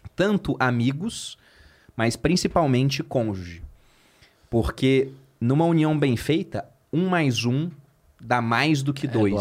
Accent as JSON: {"language": "Portuguese", "region": "Rio de Janeiro", "country": "Brazil", "moved": "as an adult", "lives_now": "São Paulo, Brazil", "said": "Eu sou carioca"}